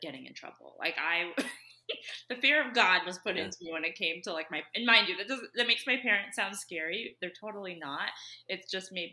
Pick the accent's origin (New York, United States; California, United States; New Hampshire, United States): California, United States; Southern; now in Utah, United States; I say I'm from Southern California just because that's where I spent most of my childhood.